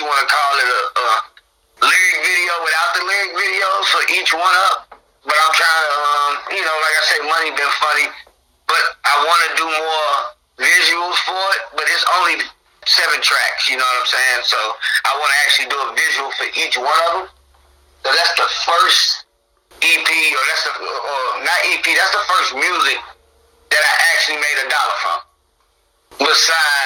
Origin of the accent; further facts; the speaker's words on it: Mound City, Illinois, United States; moved away as an adult; also born or lived in El Paso, Texas / Champaign, Illinois; I was born in Texas, but I was raised in Mound City, Illinois.